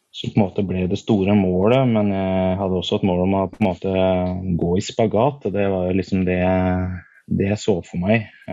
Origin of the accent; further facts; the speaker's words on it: Nord-Østerdalen, Innlandet, Norway; jeg er jo født og oppvokst oppe i Nord-Østerdalen